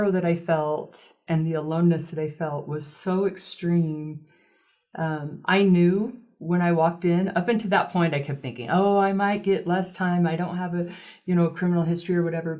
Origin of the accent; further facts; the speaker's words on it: Utah, United States; I was raised in Utah, lived in a small town when I was younger